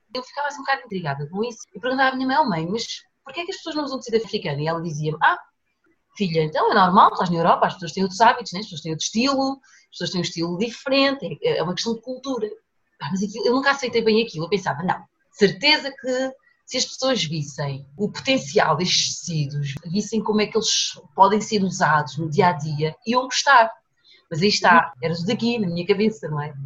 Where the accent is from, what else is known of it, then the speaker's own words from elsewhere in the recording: Portugal; also born or lived in São Tomé and Príncipe; nasci em Santo Tomé e Príncipe, uhum. vim para Portugal muito pequenina com os meus pais, eu tinha 4 anos